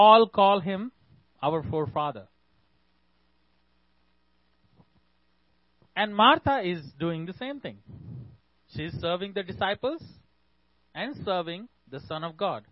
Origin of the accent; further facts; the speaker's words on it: India; I'm from India.